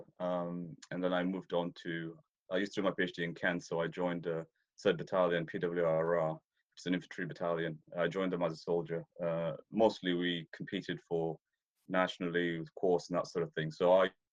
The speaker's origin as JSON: {"language": "English", "country": "Ethiopia", "tie": "born or raised there", "moved": "yes", "said": "I'm Ethiopian by birth. I was born in East Africa. I was raised there, so I spent a lot of time out on the plains"}